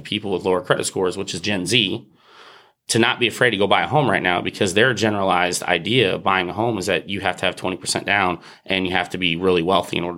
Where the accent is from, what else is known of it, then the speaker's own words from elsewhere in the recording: Murphysboro, Illinois, United States; moved away; I was able to open an office in my hometown